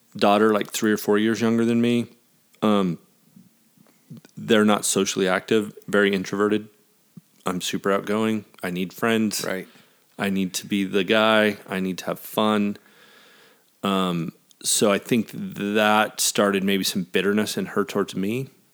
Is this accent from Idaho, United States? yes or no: yes; American Falls, Idaho, United States; moved away as an adult; also born or lived in Jackson Hole, Wyoming / Arizona; We're still in Idaho, my hometown